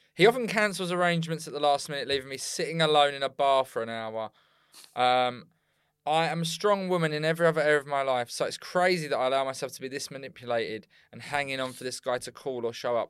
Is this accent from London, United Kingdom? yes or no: yes; Bexleyheath, London, United Kingdom; I was from Bexley Heath